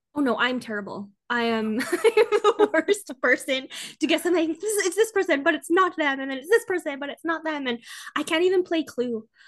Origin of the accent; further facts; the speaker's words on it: Canada; I'm Canadian